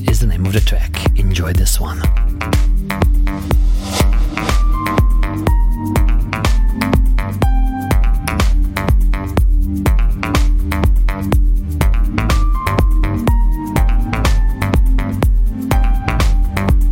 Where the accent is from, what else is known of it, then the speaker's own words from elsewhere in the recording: Slovenia; We are streaming live from Slovenia, from my hometown.